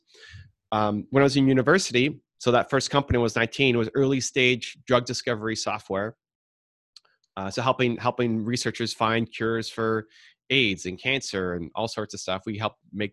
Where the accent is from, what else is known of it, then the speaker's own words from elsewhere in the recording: Toronto, Ontario, Canada; I'm from Canada, Toronto. The Blue Jays, our baseball team, won back-to-back World Series when I was 12, 13